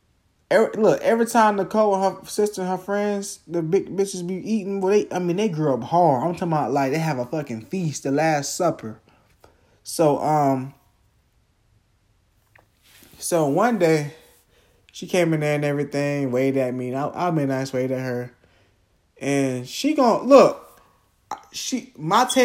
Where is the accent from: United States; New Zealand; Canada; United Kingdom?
United States; Jacksonville, Florida; I'm from Jacksonville, Florida